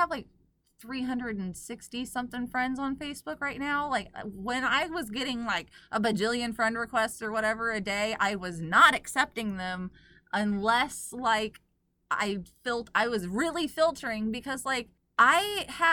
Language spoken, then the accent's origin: English; Oklahoma, United States; I grew up in Oklahoma